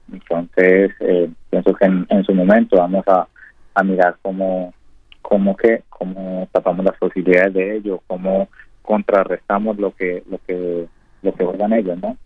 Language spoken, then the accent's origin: Spanish; Purificación, Tolima, Colombia; moved away as an adult; now in Uruguay; soy de purificación en el Tolima.